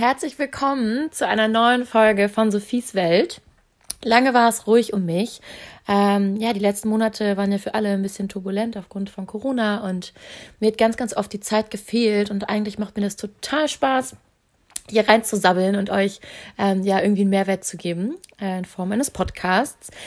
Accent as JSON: {"language": "German", "town": "Hanover", "region": "Lower Saxony", "country": "Germany", "also_born_or_lived": "Munich", "moved": "yes", "lives_now": "Hamburg, Germany", "said": "Ich komme ja aus Hannover"}